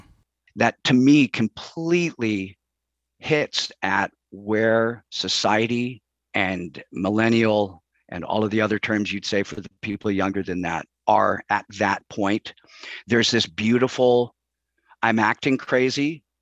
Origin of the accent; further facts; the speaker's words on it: Chicago, Illinois, United States; I grew up in Chicago, and unfortunately, that meant …, …, …, right?